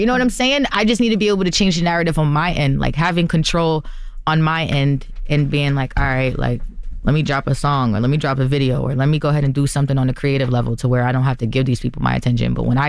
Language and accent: English; New Jersey, United States; now in Los Angeles, United States; Not alone with my friends, but I'm from Jersey. But we moved to LA for this.